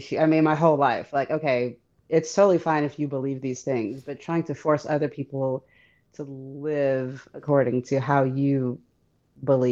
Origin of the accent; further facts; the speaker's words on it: Detroit, Michigan, United States; I'm from Detroit where there's like the largest population of Arabs outside the Middle East